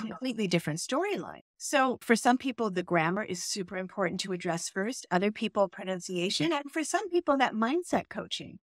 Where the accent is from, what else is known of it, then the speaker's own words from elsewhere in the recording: United States; moved away as an adult; also born or lived in Brooklyn, New York / Chicago suburb, Illinois; now in Berlin, Germany; I was born in Brooklyn, and that is one of my favorite places in the world, where there are, I think, over one hundred recognized cultures and languages. And then my father got a new job, so then I moved to a suburb of Chicago